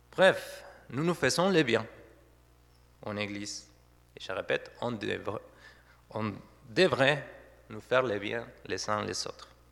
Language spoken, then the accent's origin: French; Argentina; first language Spanish; French is a second language; moved away as an adult; also born or lived in Saverne, France; now in Didenheim, France; je viens de l'Argentine. Ça fait depuis 2013 que ma femme et moi, nous sommes en France